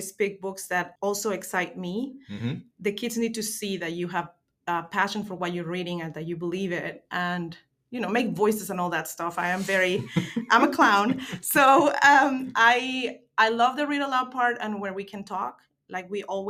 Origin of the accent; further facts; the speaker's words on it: Mexico; moved away as an adult; now in North Carolina, United States; I was born and raised in Mexico, in a beautiful coastal city near the Gulf of Mexico